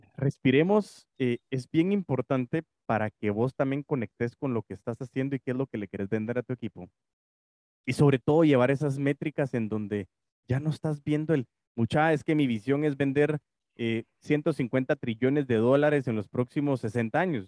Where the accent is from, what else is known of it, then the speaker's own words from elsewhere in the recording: Guatemala; nacimos en Guate